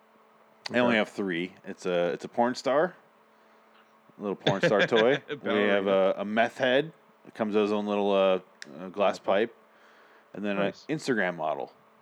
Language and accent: English; Scotland, United Kingdom; I am Scottish.